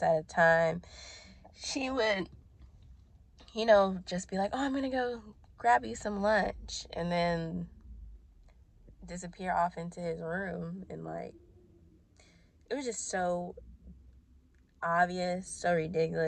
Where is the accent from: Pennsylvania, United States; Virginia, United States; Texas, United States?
Virginia, United States; Ashburn; moved away; also born or lived in Brandon, Florida; I moved from Brandon, Florida to Ashburn, Virginia. Like, that breakup took me back home.